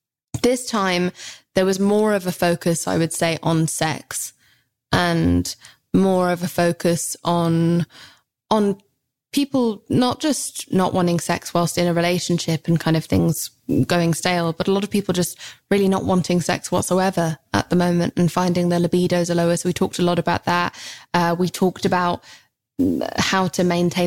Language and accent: English; England, United Kingdom; I'm so English